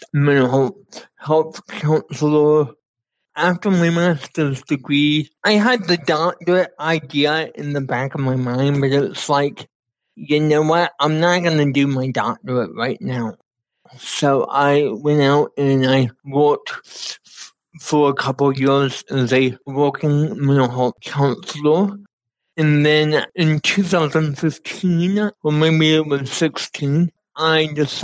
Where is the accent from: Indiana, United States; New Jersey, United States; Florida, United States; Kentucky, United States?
Florida, United States; moved away as an adult; now in Kansas, United States; I grew up in Florida all my life